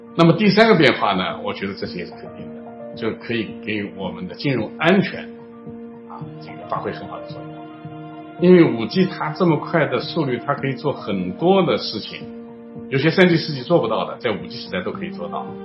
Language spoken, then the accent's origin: Chinese; China; 我们中国人